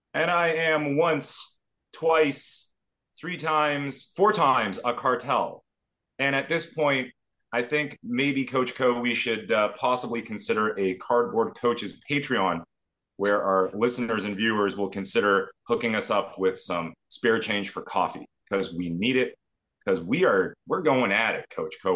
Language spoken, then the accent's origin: English; Toronto, Ontario, Canada; Growing up in Toronto, being a hockey fan